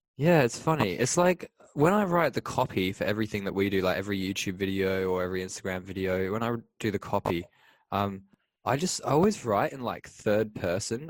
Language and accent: English; Liverpool, North West England, United Kingdom; moved away; growing up in England as a boy